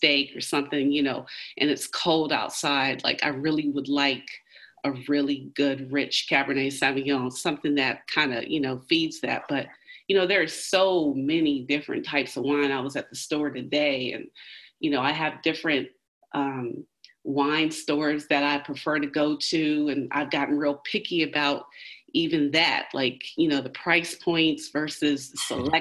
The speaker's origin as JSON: {"language": "English", "town": "Richmond", "region": "Virginia", "country": "United States", "tie": "born or raised there", "said": "I grew up in Richmond, Richmond Public Schools"}